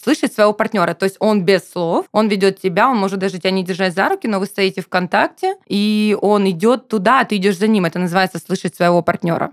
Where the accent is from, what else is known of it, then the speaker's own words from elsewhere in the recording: Rostov-on-Don, Rostov Oblast, Russia; now in Krasnodar, Russia; я же переехала в Краснодар а, танцевать, я вообще ростовчанка